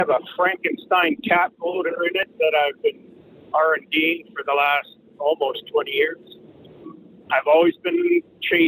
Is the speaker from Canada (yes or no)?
yes; Canada; I'm from Canada.